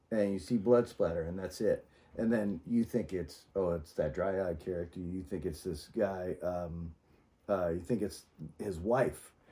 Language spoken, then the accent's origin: English; the South, United States; I grew up in the South